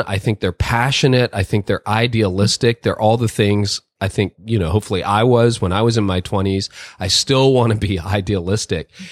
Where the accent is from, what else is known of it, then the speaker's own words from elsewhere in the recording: Canada; I was born in Canada. I'm a Canadian.